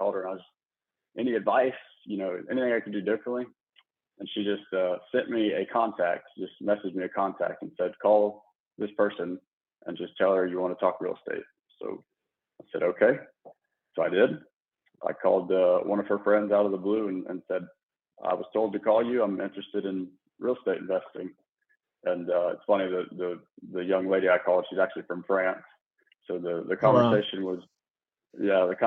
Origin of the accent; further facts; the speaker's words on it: Memphis, Tennessee, United States; moved away as an adult; also born or lived in Mississippi / San Antonio, Texas / Corpus Christi, Texas; now in Houston, United States; I'm originally born and raised in Memphis